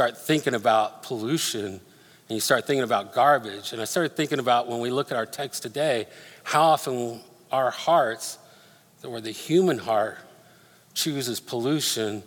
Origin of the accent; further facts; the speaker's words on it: Denver, Colorado, United States; moved away; I grew up in Denver